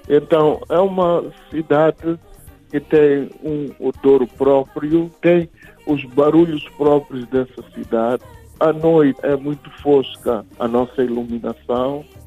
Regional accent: Gaza Province, Mozambique; now in Maputo, Mozambique; Nasci em Gaza, mas vivo na cidade de Maputo

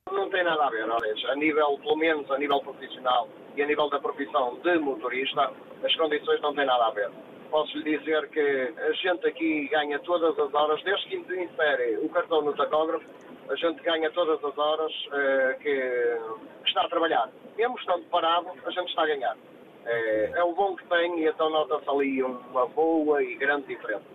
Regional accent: Porto, Norte, Portugal; moved away as an adult; now in Grenoble, France; Sou do Porto, sou dali de, originário dali do Porto, da zona do Porto

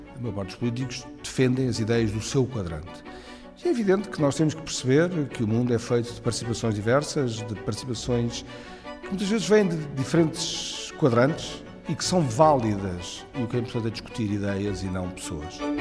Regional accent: Portugal; como portugueses

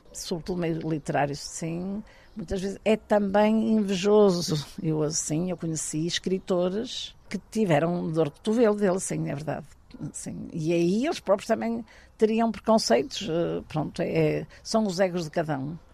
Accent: Porto, Norte, Portugal; Eu sou uma tripeira de gema, é verdade. Nasci na Rua do Almada, 145, na Baixa da Baixa

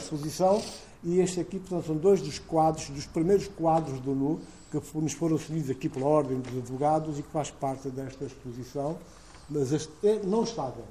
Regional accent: Guinea-Bissau; born or raised there

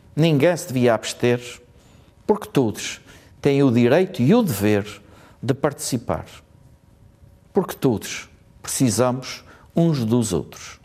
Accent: Azores, Portugal; como açorianos, como portugueses

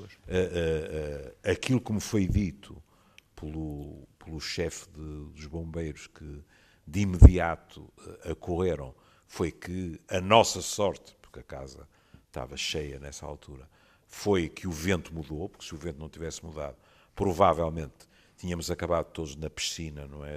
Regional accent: Porto, Norte, Portugal; eu vivi toda a minha vida no Porto

